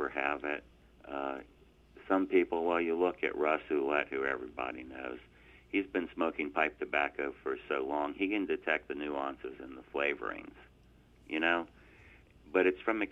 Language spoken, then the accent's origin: English; Virginia, United States; moved away as an adult; now in North Carolina, United States; I grew up in Virginia, and my wife and I moved to North Carolina in 1991